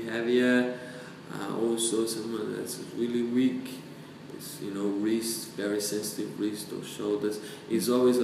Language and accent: English; Brazil; moved away as an adult; also born or lived in New Zealand; I come from South America, I come from Brazil, countryside where we eat lots of meat, you know, organic. My father killed normally the chicken, the pork. So I grew up, you know, the fruit from the tree